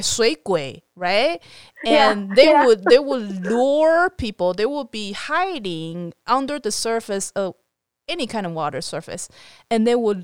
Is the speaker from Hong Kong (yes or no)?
no; Taiwan; I was growing up in Taiwan